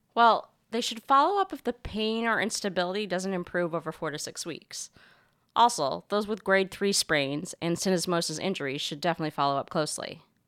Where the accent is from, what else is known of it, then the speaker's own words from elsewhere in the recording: Canada; moved away; my home country's many contributions to modern medicine